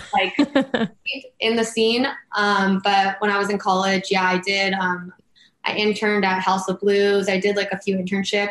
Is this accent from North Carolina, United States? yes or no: no; Los Angeles, California, United States; I'm born and raised in Los Angeles